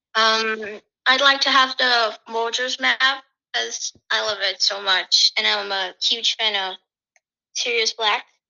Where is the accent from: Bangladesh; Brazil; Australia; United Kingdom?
Brazil; I'm from Brazil and I'm 12 years old.